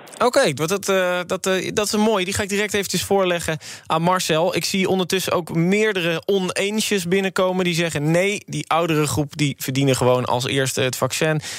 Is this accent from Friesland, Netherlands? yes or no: no; Werkhoven, Utrecht, Netherlands; ik kom uit Werkhoven